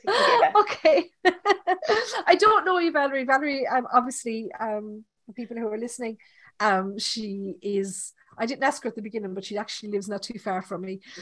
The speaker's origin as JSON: {"language": "English", "country": "Ireland", "accent": "Irish", "said": "my Irish accent"}